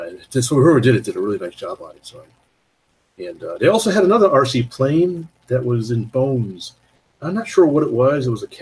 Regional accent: Toronto, Ontario, Canada; We're from the Toronto area.

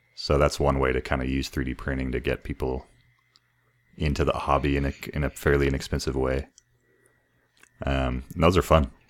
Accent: El Paso, Texas, United States; moved away as an adult; also born or lived in San Antonio, Texas; I grew up here and then we moved back from Central

